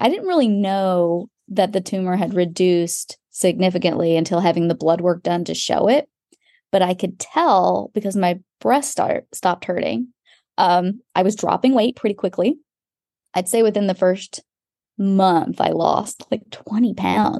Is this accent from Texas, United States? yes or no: yes; Texas, United States; moved away; also born or lived in London; I'm from Texas